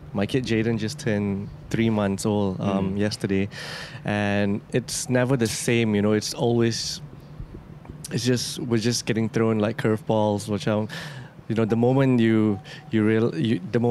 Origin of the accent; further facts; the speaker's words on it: Subang Jaya, Selangor, Malaysia; I grew up in Subang. I went to USJ 8.